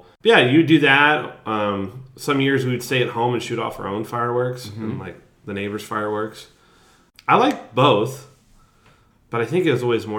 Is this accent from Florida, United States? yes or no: no; Jefferson City, Missouri, United States; moved away; Back home, because I lived in the capital city of Missouri, Jefferson City